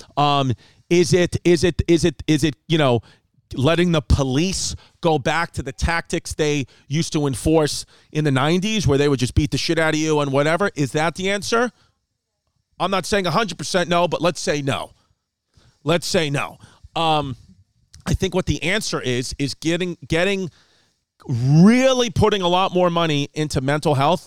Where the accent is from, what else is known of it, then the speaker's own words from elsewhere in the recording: United States; I'm an American